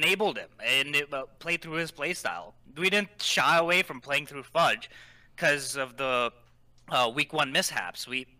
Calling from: King of Prussia, Pennsylvania, United States; I'm calling from King of Prussia again, in Pennsylvania.

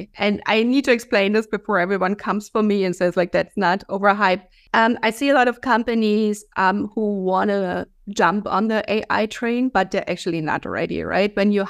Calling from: Valencia, Valencian Community, Spain; I'm in Valencia, Spain.

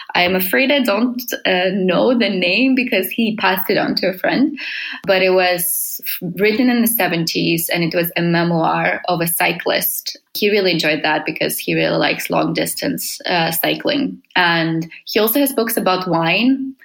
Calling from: Helsinki, Uusimaa, Finland; I'm calling from Helsinki, Finland.

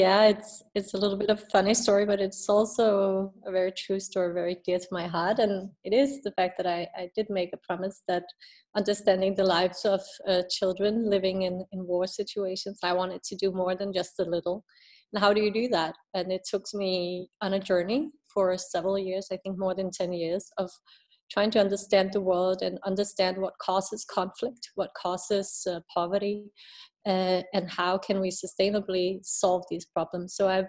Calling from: Denmark; I'm calling from Denmark today. I'll be back in Ethiopia in January.

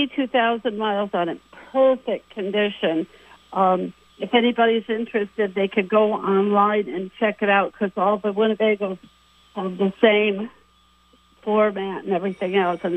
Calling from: Greenwich, United States; from Greenwich.

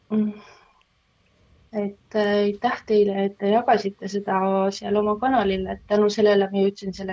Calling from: Tartu, Tartu County, Estonia

